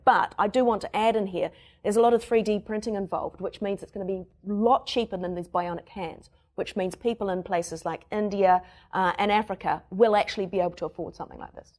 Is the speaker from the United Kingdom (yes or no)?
no; New Zealand; accent: Kiwi; my Kiwi accent